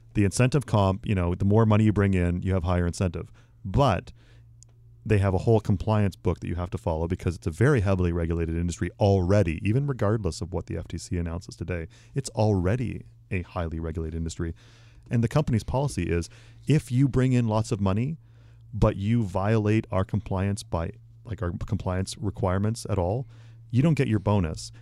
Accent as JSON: {"language": "English", "country": "Canada", "moved": "yes"}